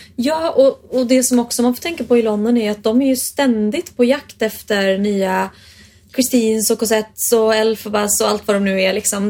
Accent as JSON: {"language": "Swedish", "country": "Sweden", "said": "jag är från Sverige"}